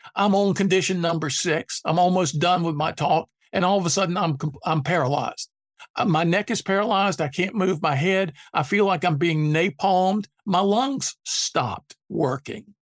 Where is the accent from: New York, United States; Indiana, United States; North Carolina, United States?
North Carolina, United States; Durham; growing up in Durham, North Carolina